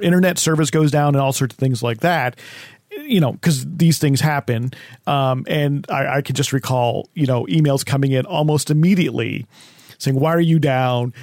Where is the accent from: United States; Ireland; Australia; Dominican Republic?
United States; New Jersey; when I grew up in New Jersey